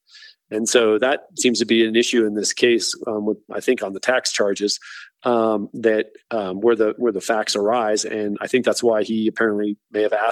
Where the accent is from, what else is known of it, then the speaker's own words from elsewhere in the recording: Denver, Colorado, United States; I was born right here in Denver